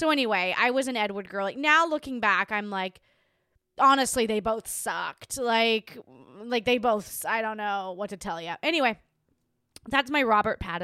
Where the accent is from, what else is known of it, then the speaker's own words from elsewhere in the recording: Hobart, Tasmania, Australia; my hometown in Tasmania